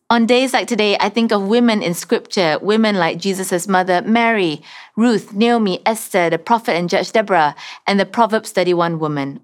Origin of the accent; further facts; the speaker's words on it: Sarawak, Malaysia; moved away; I'm originally from Sarawak